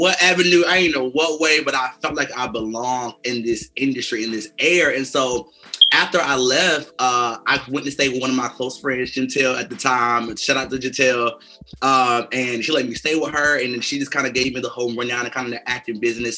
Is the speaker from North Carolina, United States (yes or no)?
yes; North Carolina, United States; moved away as an adult; now in Los Angeles, United States; I'm originally from North Carolina, and I grew up in a single parent home